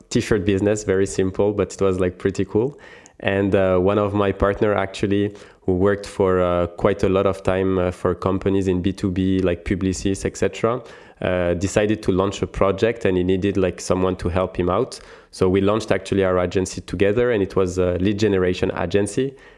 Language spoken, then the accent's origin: English; France; accent: French; English is a second language; I'm French. You probably can hear it from my accent.